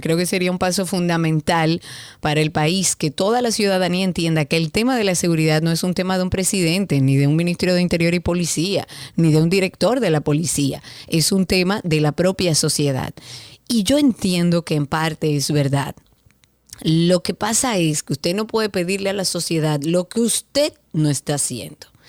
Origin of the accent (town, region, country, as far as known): Dominican Republic